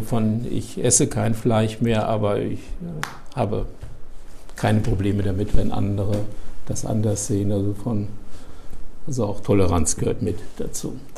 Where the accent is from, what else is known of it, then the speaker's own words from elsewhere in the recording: Daun, Rhineland-Palatinate, Germany; moved away as an adult; also born or lived in Höhr-Grenzhausen, Westerwald / Marburg; now in Bremen, Germany; Also geboren im Westerwald, Höckrenzhausen, dem Zentrum der keramischen Industrie. Äh, und dann sind meine Eltern nach Daun gezogen